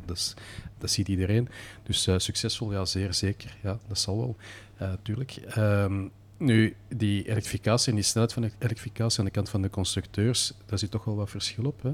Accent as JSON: {"language": "Dutch", "country": "Belgium", "said": "als Belg eh, zijt je geboren met een baksteen in de maag en een stuur in de hand"}